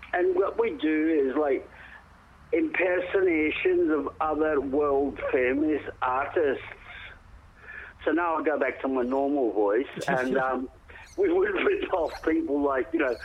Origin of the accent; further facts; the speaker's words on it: Western Australia, Australia; also born or lived in Scotland / South Africa / Perth / Roebourne; I'm actually a Perth boy. I'm from Western Australia